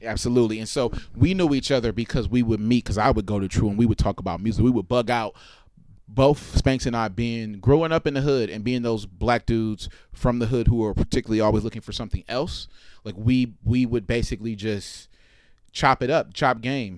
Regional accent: Oakland, California, United States; I am from East Oakland, California, and the time in particular in which I'm from East Oakland

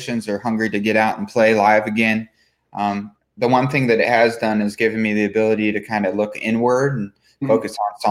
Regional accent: California, United States; now in Nashville, United States; Growing up in California, I was 2 hours from the ocean and an hour from the mountains.

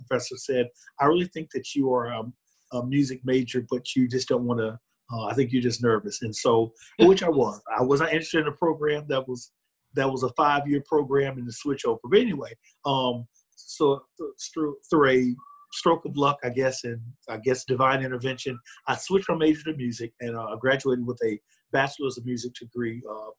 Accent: Houston, Texas, United States; I am originally from Houston, Texas, and I'm a graduate of Prairie View A&M University, which is about 45 miles northwest of Houston.

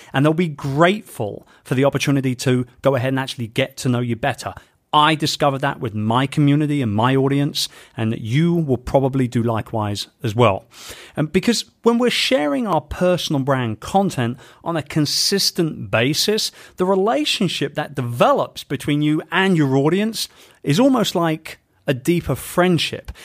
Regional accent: London, United Kingdom; my hometown of London

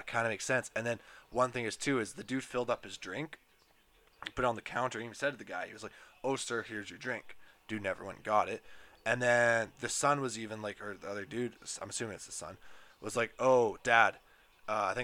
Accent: Edmonton, Alberta, Canada; I'm from Edmonton, so I work at a golf course there

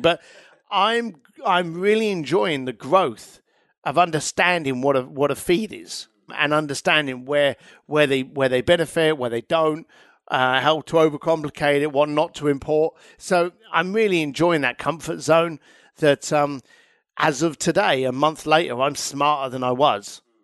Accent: London, United Kingdom; moved away; I'm an Irish lad from East London.

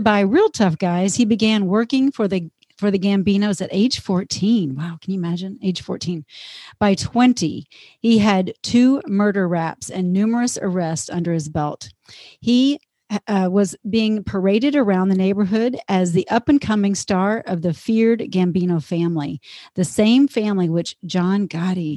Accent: Texas, United States; I'm a Texan

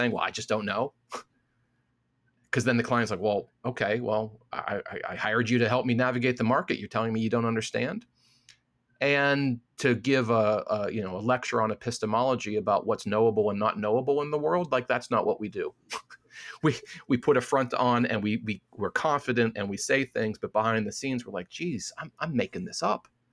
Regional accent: Midwest, United States; I'm a Midwesterner

